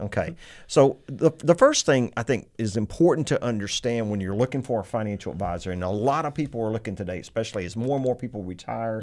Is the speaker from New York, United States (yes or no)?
no; Texas, United States; I'm very Texan, very country boy